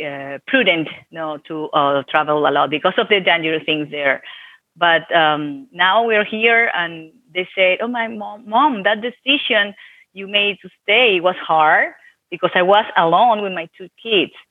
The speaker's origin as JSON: {"language": "English", "country": "Venezuela", "tie": "born or raised there", "said": "Well, actually, it was fine. Uh, was I was an attorney there. I graduated in Venezuela, Catholic University."}